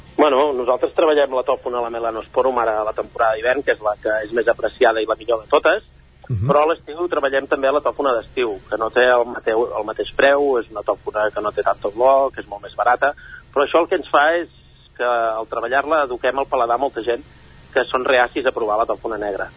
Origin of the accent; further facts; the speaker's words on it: Castellterçol, Catalonia, Spain; jo soc procedent de Castellterçol